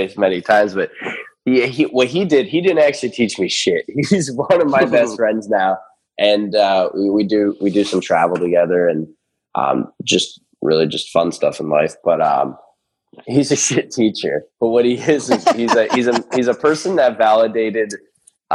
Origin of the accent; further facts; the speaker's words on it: Erie, Pennsylvania, United States; this is in my hometown. I live in a little town at Erie, Pennsylvania. It's kind of where I'm based.